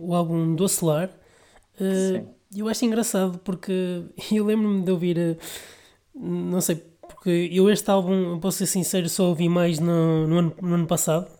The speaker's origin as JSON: {"language": "Portuguese", "town": "Vila Nova de Gaia", "region": "Norte", "country": "Portugal", "said": "sou da Vila Nova de Gaia"}